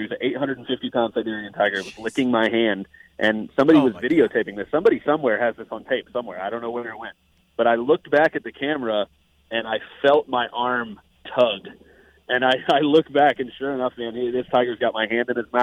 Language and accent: English; Tampa, Florida, United States; I'm born and raised in Tampa.